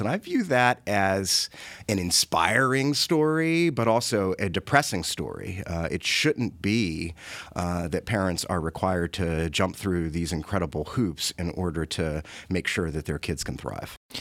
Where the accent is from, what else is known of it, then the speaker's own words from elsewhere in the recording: Washington, District of Columbia, United States; I grew up in Washington, D C. I grew up in Southeast D C, east of the Anacostia River